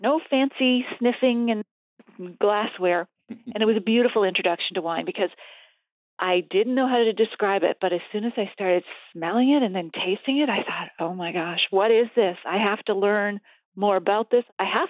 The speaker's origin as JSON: {"language": "English", "region": "East Coast", "country": "United States", "tie": "born or raised there", "said": "I grew up in the East Coast, Scottish family, so it was beer and whiskey on the table."}